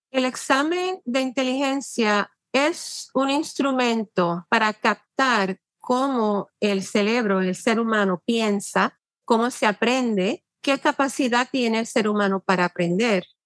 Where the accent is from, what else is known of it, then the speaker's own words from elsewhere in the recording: Puerto Rico; now in New York, United States; nací y me crié en Puerto Rico